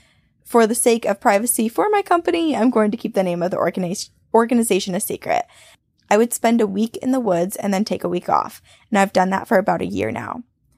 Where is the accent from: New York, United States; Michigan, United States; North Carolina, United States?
North Carolina, United States; So I grew up in Western North Carolina, right at the base of the Appalachian Mountains